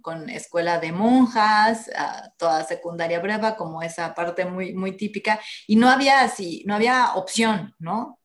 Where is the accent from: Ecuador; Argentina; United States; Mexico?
Mexico; como católicos, latinos, mexicanos